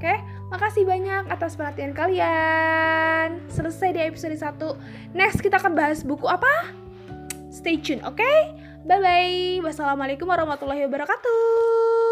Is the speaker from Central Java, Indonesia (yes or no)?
yes; Tegal, Central Java, Indonesia; accent: ngapak; aku orang Tegal uh, asli Tegal uh, lahir di Tegal tapi keturunan Jawa alus jadi aku tuh orang ngapak